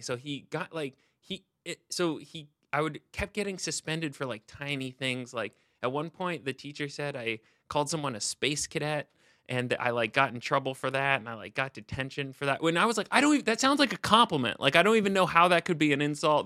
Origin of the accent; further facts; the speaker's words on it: Seattle, Washington, United States; I grew up in Seattle